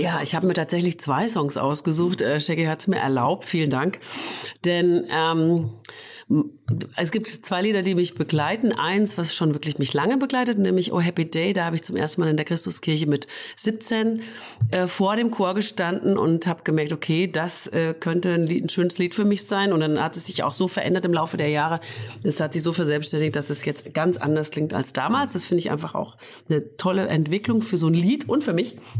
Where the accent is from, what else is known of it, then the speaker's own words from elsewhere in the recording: Fulda, Hesse, Germany; ich bin in Fulda geboren, ja. Und habe aber dann eine Zeit lang auf dem Dorf im Hinterland gewohnt